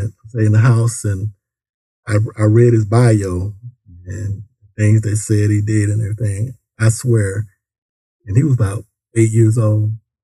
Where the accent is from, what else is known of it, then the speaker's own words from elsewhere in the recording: Decatur, United States; I'm from the deck, Taylor.